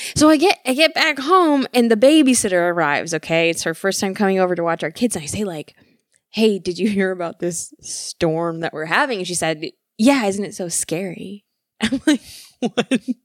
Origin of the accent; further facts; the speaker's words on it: Michigan, United States; moved away as an adult; also born or lived in California; growing up in Michigan